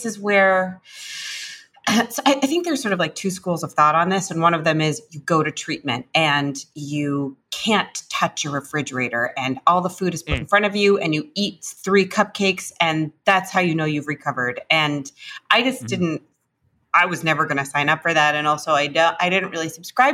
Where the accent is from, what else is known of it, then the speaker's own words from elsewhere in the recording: New York City, New York, United States; I grew up in New York City.